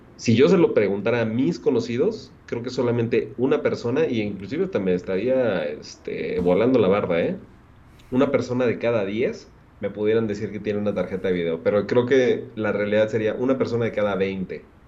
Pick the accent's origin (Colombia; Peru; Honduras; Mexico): Mexico; Mexico City; nosotros que somos de la alcaldía este, Benito Juárez